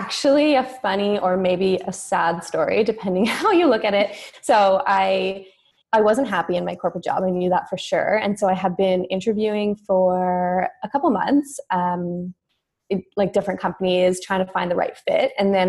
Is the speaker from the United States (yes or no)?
no; Toronto, Ontario, Canada; I was born and raised in Toronto and grew up as a dancer.